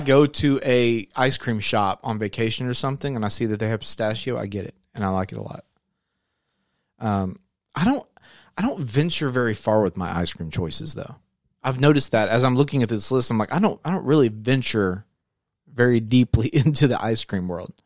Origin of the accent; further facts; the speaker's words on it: Searcy, Arkansas, United States; we're from Searcy, Arkansas, and so we have a hometown brand made here